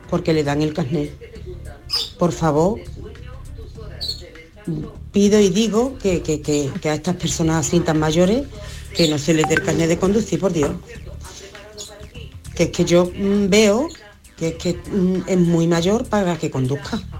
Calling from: Seville, Andalusia, Spain; de Sevilla.

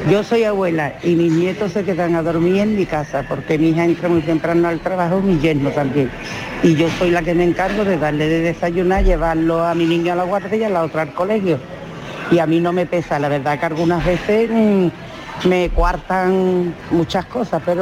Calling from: Jerez, Andalusia, Spain; de Jerez.

